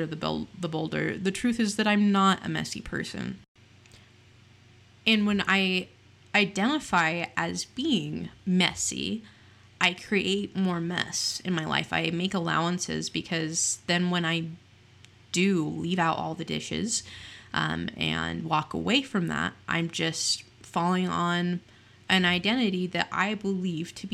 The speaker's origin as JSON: {"language": "English", "region": "Utah", "country": "United States", "said": "I am from Utah. Utah is known for its very heavily religious aspect, and I grew up in the church aforementioned"}